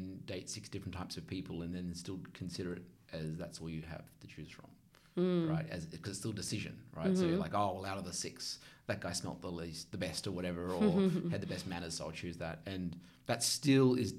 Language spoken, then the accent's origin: English; Australia; moved away; also born or lived in United States